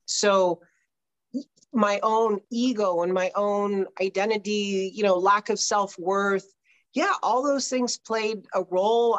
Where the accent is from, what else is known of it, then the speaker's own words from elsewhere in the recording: Southern California, United States; I grew up in Southern California